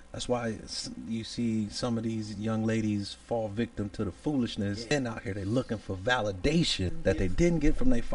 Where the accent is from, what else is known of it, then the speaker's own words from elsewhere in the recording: Cleveland, Ohio, United States; moved away as an adult; now in North Carolina, United States; I'm from Cleveland, Ohio, originally